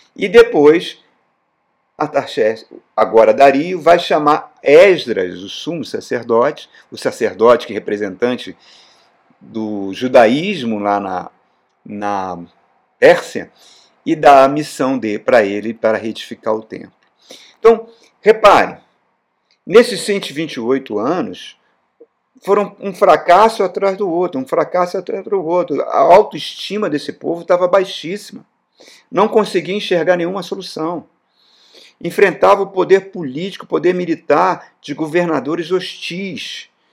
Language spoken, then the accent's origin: Portuguese; Brazil; Nós, como brasileiros